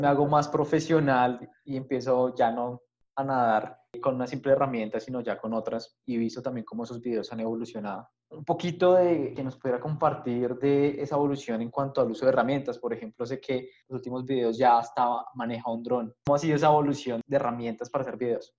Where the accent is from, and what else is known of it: Colombia